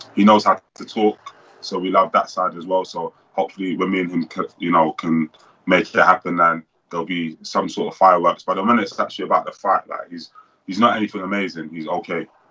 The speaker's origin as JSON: {"language": "English", "country": "Nigeria", "said": "I'm Nigerian as well"}